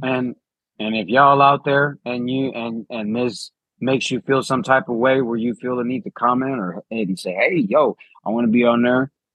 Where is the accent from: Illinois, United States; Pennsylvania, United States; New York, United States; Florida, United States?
Illinois, United States; Chicago; I'm from Chicago.